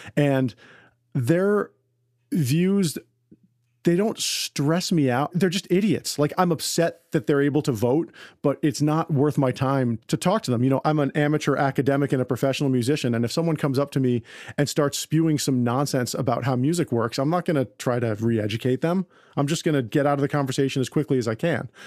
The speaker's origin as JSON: {"language": "English", "area": "Westchester County", "region": "New York", "country": "United States", "tie": "born or raised there", "said": "I grew up in Westchester County, New York"}